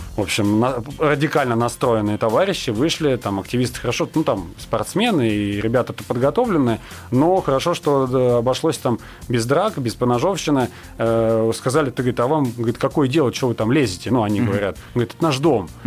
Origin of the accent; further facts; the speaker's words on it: Nakhabino, Moscow Oblast, Russia; я, допустим, вырос в Нахабино, я продолжаю там жить жить, работать